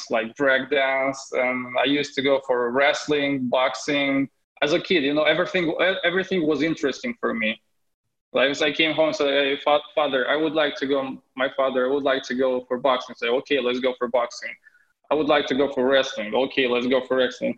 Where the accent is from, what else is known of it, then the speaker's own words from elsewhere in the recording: Moldova; English is a second language; moved away as an adult; I was born in Moldova